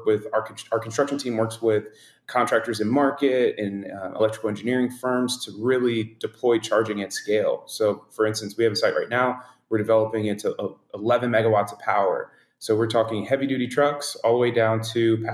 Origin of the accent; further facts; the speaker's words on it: Pensacola, Florida, United States; I'm from Pensacola, Florida